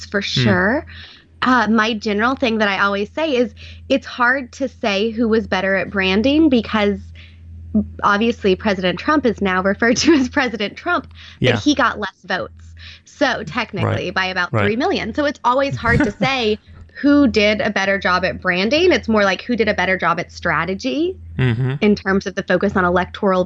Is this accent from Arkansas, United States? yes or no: yes; Arkansas, United States; I could live in Arkansas and be with my family and work from home in my home state